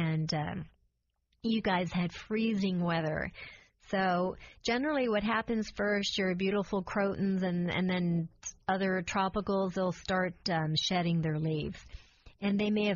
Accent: St. Petersburg, Florida, United States; I'm a native. I was born in St. Petersburg.

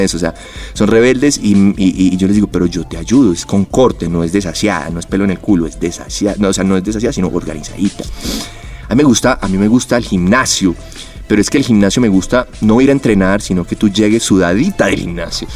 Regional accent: Medellín, Antioquia, Colombia; also born or lived in Bogotá; yo soy Medellín, yo soy paisa

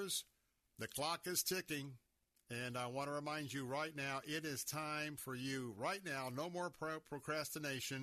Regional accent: Tampa, Florida, United States; I'm a native Tampanian. That means I was born and raised right here in Tampa

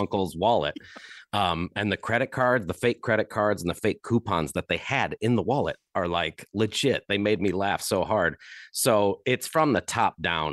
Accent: Chesterton, Indiana, United States; born or raised there

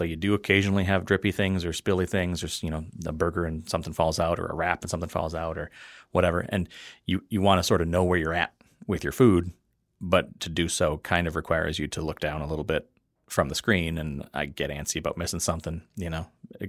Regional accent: Wisconsin, United States; I grew up in the Fox River Valley. We had Ned the Dead.

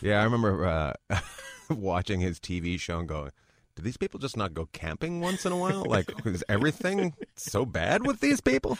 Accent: Terrace, British Columbia, Canada; moved away as an adult; also born or lived in New York; now in Los Angeles, United States; grew up in northern British Columbia, up near Alaska.

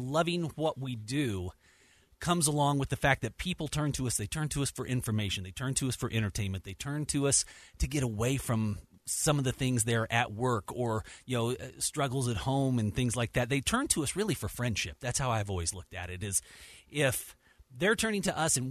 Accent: Dodge City, Kansas, United States; now in Salt Lake City, United States; I was born and raised in Dodge City, Kansas

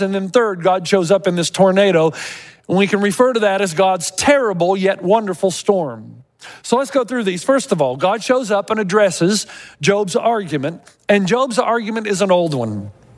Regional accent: Tennessee, United States; I was growing up in Tennessee

